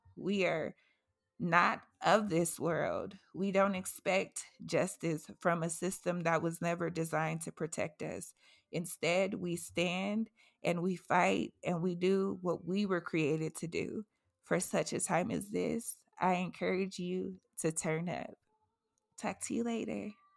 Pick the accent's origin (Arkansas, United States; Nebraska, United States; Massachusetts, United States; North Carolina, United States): Massachusetts, United States; moved away; my hometown, Massachusetts